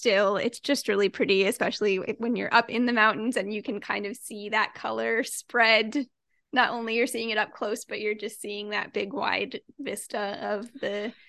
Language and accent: English; Midwest, United States; I grew up in the Midwest, so it's just something that you see